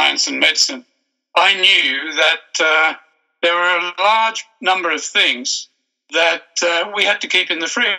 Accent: Australia; I'm an Australian by birth

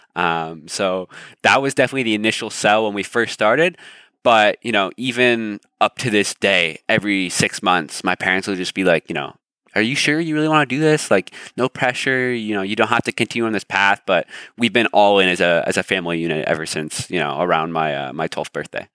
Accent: Toronto, Ontario, Canada; I'm born and raised in Canada. So born in Toronto.

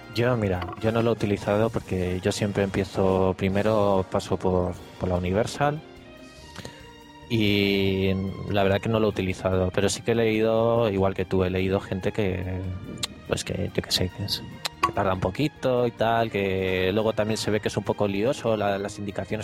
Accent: Spain; la gente que somos de España

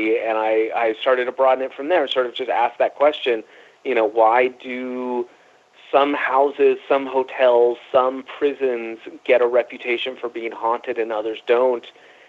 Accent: San Jose, California, United States; also born or lived in Los Angeles / New York; I grew up in San Jose, California. So I grew up near the Winchester Mystery House. Spent a lot of time living in L.A.

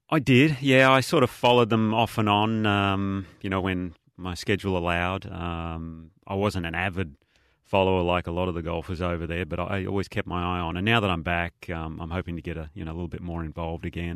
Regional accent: Australia; being an Aussie

